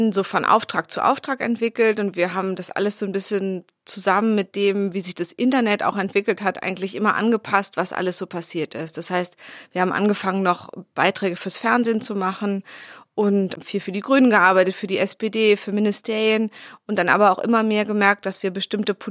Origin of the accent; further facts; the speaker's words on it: Berlin, Germany; Berlinerin und für mich sind so die alten Postleitzahlbezirke sind so ein bisschen noch so eine ganz alte kindliche Orientierung, wie sich die Stadt gestaltet.